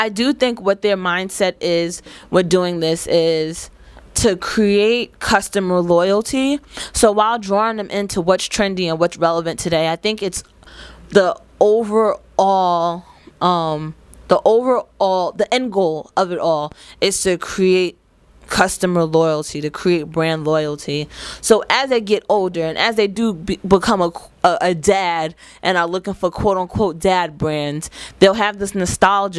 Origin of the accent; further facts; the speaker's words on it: Jersey City, New Jersey, United States; growing up in Jersey City, Timberlands was a huge part of our outfit